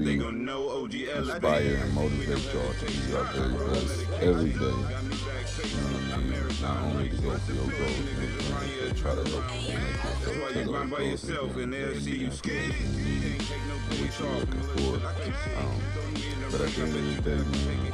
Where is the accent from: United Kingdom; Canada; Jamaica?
Jamaica; now in Grand Rapids, United States; I'm Jamaican